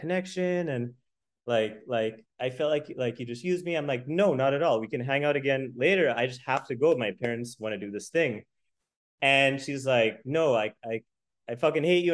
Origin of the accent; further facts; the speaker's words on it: United States; I'm American